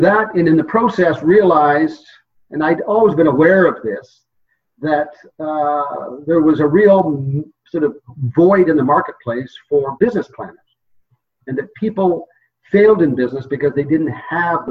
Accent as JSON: {"language": "English", "area": "Oakville / Niagara Peninsula", "region": "Ontario", "country": "Canada", "tie": "born or raised there", "said": "I was born in Ontario, Canada, and grew up in a little town called Oakville. And then in my very formative years, moved to the Niagara Peninsula"}